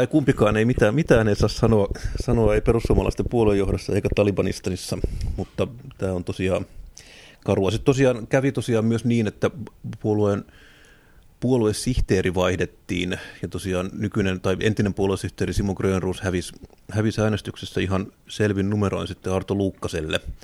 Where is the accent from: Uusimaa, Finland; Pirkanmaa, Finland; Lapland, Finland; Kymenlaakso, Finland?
Pirkanmaa, Finland; Tampere; Itse olen kotoisin Tampereelta